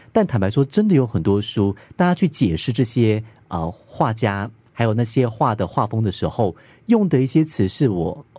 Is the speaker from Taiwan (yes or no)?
yes; Pingtung County, Taiwan; also born or lived in Taipei; 我小的时候，在屏东